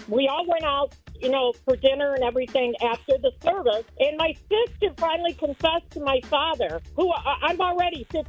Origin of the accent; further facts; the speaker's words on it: Nashville, Tennessee, United States; now in Hampshire, United States; I'm originally from Nashville.